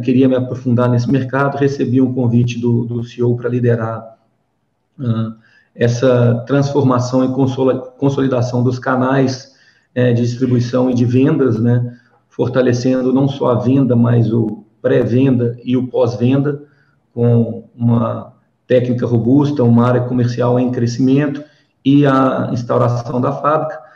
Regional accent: Belo Horizonte, Minas Gerais, Brazil; accent: mineirês; also born or lived in São Paulo; A gente mineiro, né? Eu sou de Belo Horizonte, natural daqui, crescido aqui, já morei em São Paulo, enfim, fora também

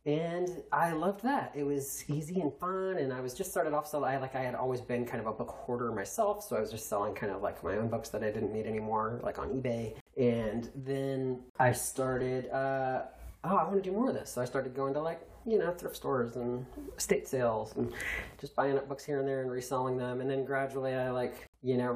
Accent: United States; moved away as an adult; also born or lived in Indiana / Kentucky / Douglasville, Georgia; now in Georgia, United States; I grew up in Indiana and Kentucky, where I went to high school and college.

